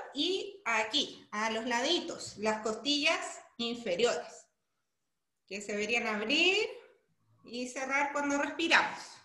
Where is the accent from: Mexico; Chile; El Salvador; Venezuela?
Chile; moved away as an adult; now in Brazil; yo soy chilena, actualmente me encuentro en Brasil